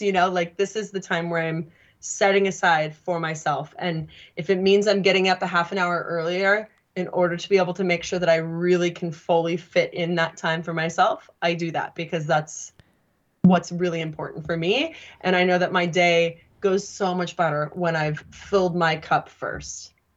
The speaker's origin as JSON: {"language": "English", "area": "Sacramento Valley", "region": "California", "country": "United States", "said": "I'm literally from the Sacramento Valley of California"}